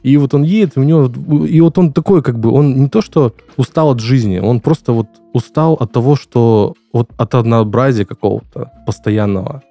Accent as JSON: {"language": "Russian", "country": "Ukraine", "tie": "born or raised there", "also_born_or_lived": "Langepas, Khanty-Mansi Autonomous Okrug, Russia", "moved": "yes", "lives_now": "Krasnodar Krai, Russia", "said": "я родом из Украины"}